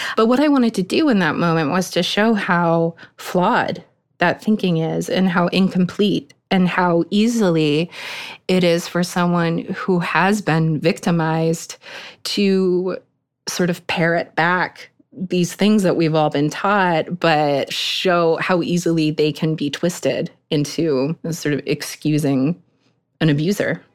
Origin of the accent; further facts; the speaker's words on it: Eastern Maine, United States; I grew up in Eastern Maine